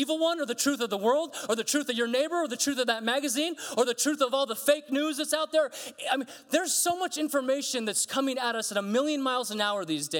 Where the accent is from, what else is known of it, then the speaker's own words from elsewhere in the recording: United States; I'm American